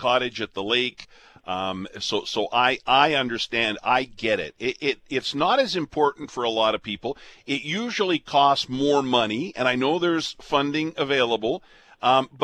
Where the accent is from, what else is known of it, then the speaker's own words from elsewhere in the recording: Alberta, Canada; now in Winnipeg, Canada; I'm from Alberta, so is Jim Toth.